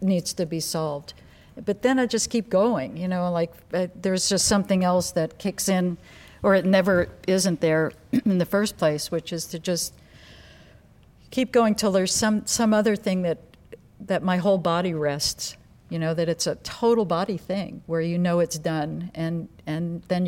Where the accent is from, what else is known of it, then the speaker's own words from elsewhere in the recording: New York, United States; moved away as an adult; now in Los Angeles, United States; I was born in New York, by the way. I'm not a Valley girl.